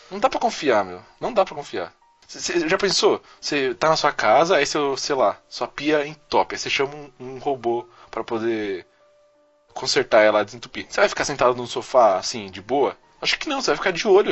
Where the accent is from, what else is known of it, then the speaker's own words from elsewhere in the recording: Brazil; A gente é brasileiro